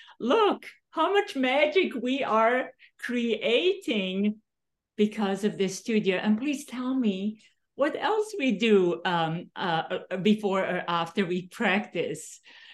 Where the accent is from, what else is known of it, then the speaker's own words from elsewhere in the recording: Serbia; English is a second language; now in United States; I'm from Yugoslavia originally.